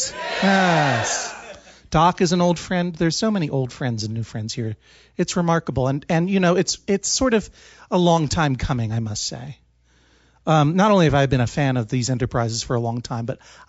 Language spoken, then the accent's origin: English; Brookline, Massachusetts, United States; I'm from Brookline, Massachusetts